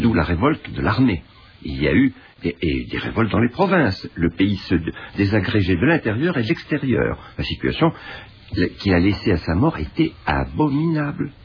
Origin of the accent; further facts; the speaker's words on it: Egypt; moved away; also born or lived in Cairo, Egypt; j'ai vécu toute mon enfance à Boukerkas, qui est pas loin de et la Marne